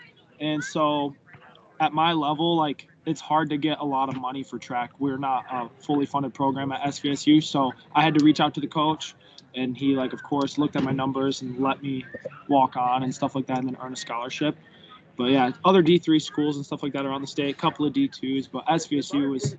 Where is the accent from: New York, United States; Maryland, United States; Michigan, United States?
Michigan, United States; Chesaning; growing up in the Ning was sweet because you had your squad of boys, and that was your boys for life.